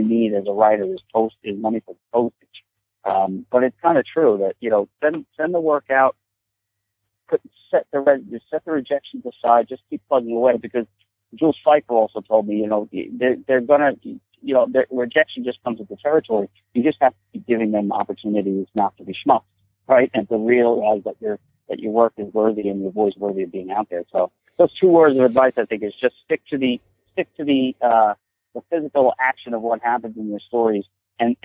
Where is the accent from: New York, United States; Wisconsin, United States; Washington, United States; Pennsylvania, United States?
New York, United States; Forge River; growing up in Ford River